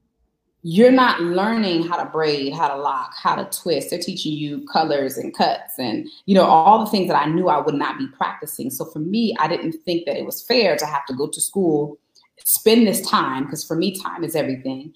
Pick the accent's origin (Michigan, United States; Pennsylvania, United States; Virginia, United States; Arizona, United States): Arizona, United States; Glendale; also born or lived in Maryland; Born and raised in Phoenix, Glendale, Arizona